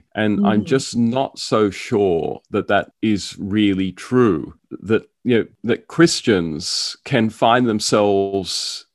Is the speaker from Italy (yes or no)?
no; Australia; the suburb that I grew up in here in Australia